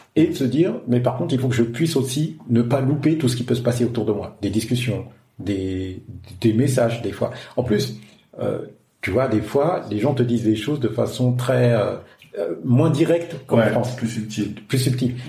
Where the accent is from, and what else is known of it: France; moved away as an adult; now in Africa